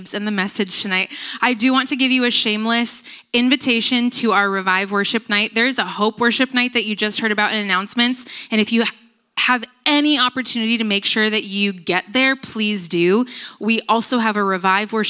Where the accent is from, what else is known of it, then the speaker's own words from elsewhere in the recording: United States; I grew up in Nevada